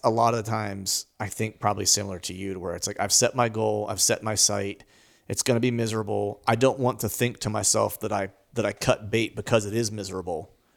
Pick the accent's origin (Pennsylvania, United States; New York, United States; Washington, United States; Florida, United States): Pennsylvania, United States; grinding it out here in, in, in P